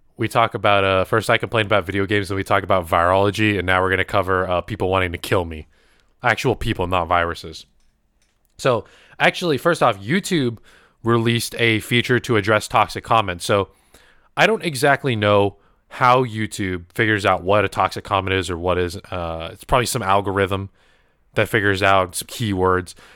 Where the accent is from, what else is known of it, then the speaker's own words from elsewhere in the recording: United States; I was born in America, obviously, but my grandma, both my grandmas were from the Philippines